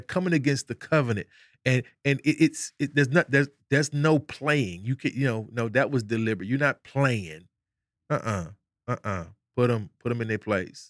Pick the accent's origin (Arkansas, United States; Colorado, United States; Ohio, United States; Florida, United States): Arkansas, United States; moved away; we got a saying back home. I'm from Arkansas